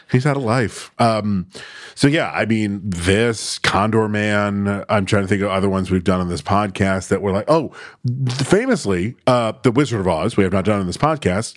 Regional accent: Syracuse, New York, United States; growing up in Syracuse

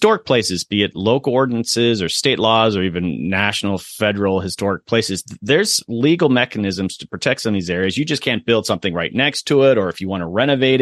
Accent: Florida, United States; I'm from Florida

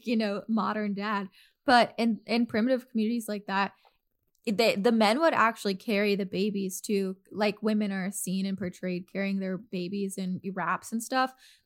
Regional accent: the South, United States; moved away; I was born and raised in the South

